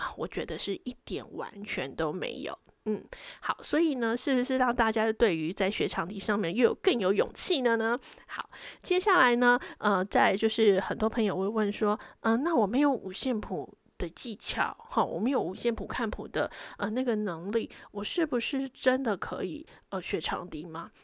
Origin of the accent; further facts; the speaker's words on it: Taiwan; moved away as an adult; now in London, United Kingdom; 我们台湾人